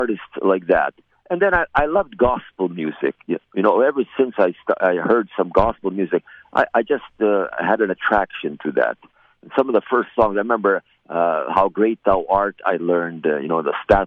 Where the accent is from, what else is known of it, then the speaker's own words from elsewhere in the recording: Cooks Creek, Manitoba, Canada; also born or lived in Selkirk, Manitoba / Highland Glen, Manitoba; I grew up around the Cooks Creek area. And I was born in Selkirk, Manitoba